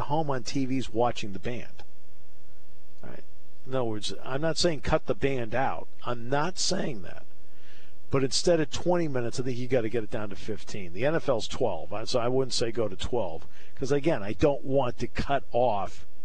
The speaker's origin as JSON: {"language": "English", "region": "New England", "country": "United States", "tie": "born or raised there", "said": "I grew up in New England, so I grew up a diehard Red Sox fan."}